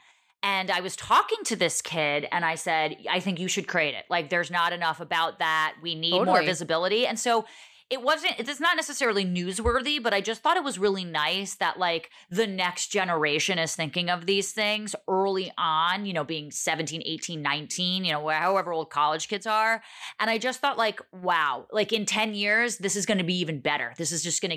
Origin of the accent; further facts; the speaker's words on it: Montclair, New Jersey, United States; I'm from Montclair, New Jersey